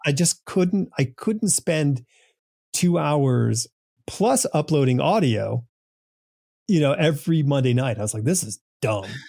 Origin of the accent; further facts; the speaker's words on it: New England, United States; I grew up in New England